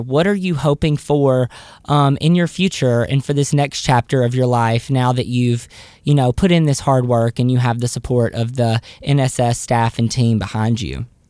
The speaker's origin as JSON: {"language": "English", "region": "the South", "country": "United States", "said": "I'm from the South"}